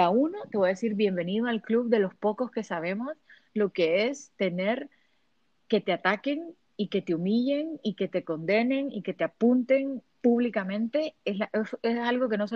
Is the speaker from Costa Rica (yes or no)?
no; Honduras; now in Miami, United States; Es porque los hondureños, y los latinos somos chusmas